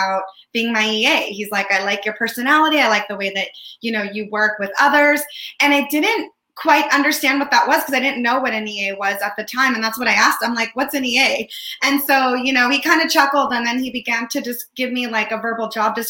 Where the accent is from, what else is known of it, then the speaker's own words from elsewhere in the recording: San Francisco, California, United States; also born or lived in Windsor, California; I was born and raised in San Francisco and lived most of my life here in the Bay Area